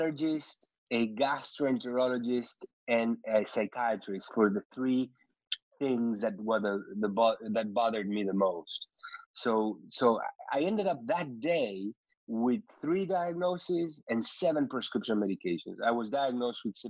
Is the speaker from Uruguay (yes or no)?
yes; Uruguay; moved away as an adult; also born or lived in New York; I was born and raised in Uruguay